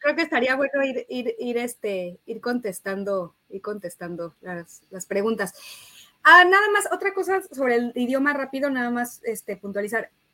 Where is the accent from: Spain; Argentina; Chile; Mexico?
Mexico; De México